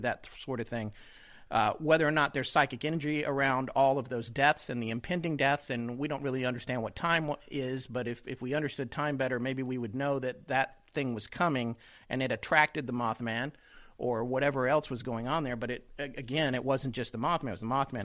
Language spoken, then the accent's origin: English; North Carolina, United States; I'm from North Carolina